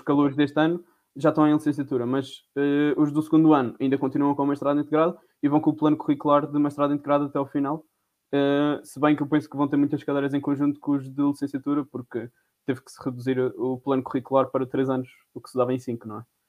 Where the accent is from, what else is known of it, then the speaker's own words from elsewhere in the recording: Madeira, Portugal; moved away as an adult; now in Covilhã, Portugal; sou da Madeira